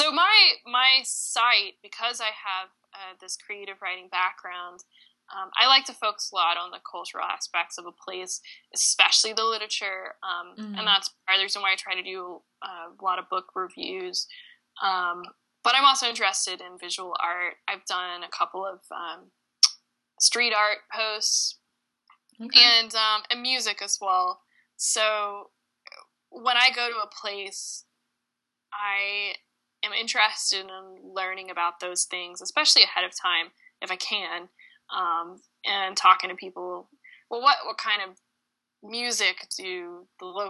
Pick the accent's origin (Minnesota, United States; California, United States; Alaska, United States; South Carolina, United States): South Carolina, United States; Columbia; also born or lived in Edinburgh, United Kingdom; now in Wilmington, United States; I'm from Columbia, South Carolina